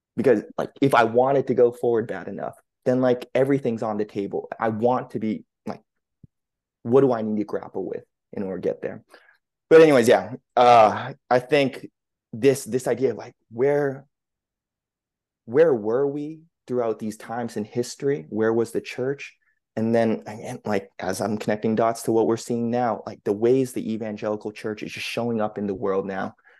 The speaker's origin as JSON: {"language": "English", "region": "New England", "country": "United States", "tie": "born or raised there", "said": "born and raised in the New England area"}